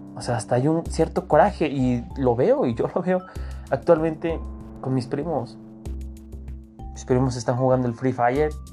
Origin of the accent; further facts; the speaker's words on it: Mexico; Nosotros como mexicanos